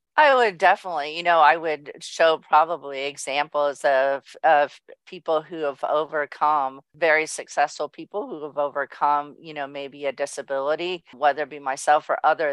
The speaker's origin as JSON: {"language": "English", "region": "Southern California", "country": "United States", "tie": "born or raised there", "also_born_or_lived": "Orange, California / Mission Viejo, California", "said": "born and raised in Southern California in a small town and Orange and then moved to Mission Viejo"}